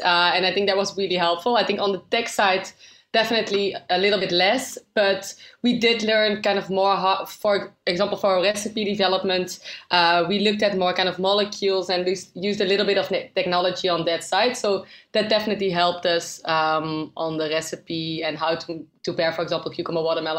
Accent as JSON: {"language": "English", "country": "Netherlands", "lives_now": "London, United Kingdom", "said": "So we are originally from the Netherlands. That's why it's called Double Dutch."}